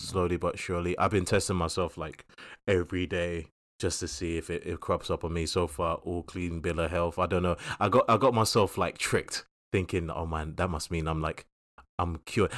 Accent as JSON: {"language": "English", "region": "London", "country": "United Kingdom", "tie": "born or raised there", "said": "we grew up in Southeast London"}